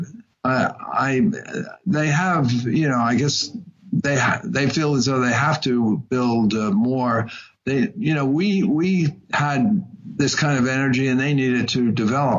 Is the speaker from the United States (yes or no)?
yes; United States; As an American citizen